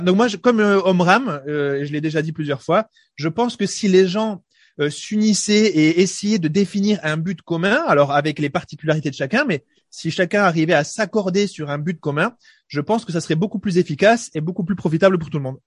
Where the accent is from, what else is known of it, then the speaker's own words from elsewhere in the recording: France; en tant que Français